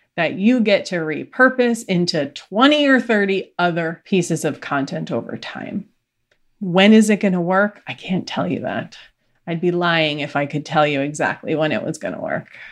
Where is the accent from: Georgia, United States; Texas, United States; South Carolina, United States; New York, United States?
New York, United States; I'm from New York